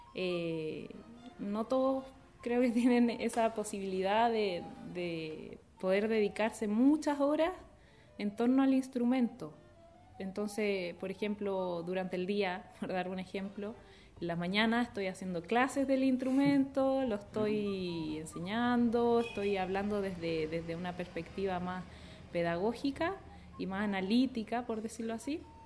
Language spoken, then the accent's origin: Spanish; Viña del Mar, Valparaíso, Chile; yo soy de Viña del Mar